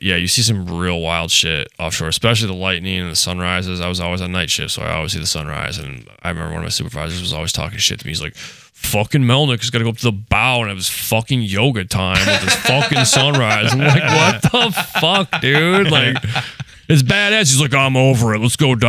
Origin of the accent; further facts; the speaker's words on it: Louisiana, United States; So basically, I came from Louisiana, went to New York